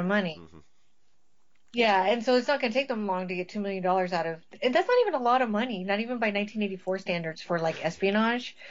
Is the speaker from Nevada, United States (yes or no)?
yes; Las Vegas, Nevada, United States; I grew up in Vegas